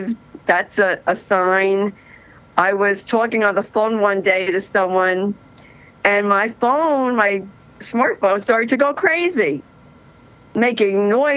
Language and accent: English; New Jersey, United States; I am from New Jersey.